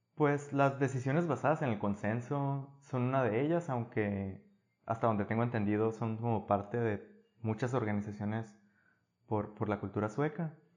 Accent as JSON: {"language": "Spanish", "town": "Guatabampo", "region": "Sonora", "country": "Mexico", "tie": "born or raised there", "also_born_or_lived": "Navojoa / Hermosillo", "moved": "as an adult", "lives_now": "Sweden", "said": "yo crecí en Guatabampo"}